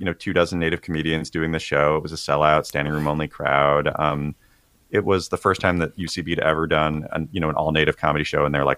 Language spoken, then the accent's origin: English; Tulalip Reservation, Washington, United States; moved away as an adult; now in Los Angeles, United States; I grew up on the Tulalip Reservation